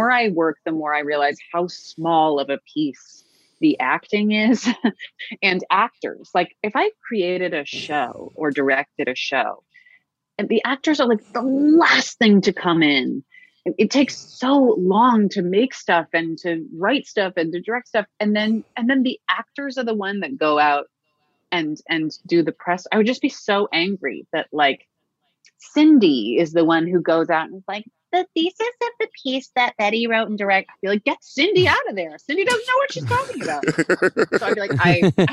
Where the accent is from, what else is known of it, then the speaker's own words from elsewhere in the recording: New York, United States; I grew up in New York